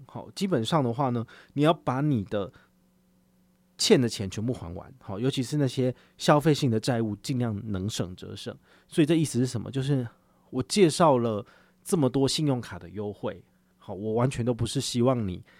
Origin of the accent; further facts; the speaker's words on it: Taiwan; 我们台湾这边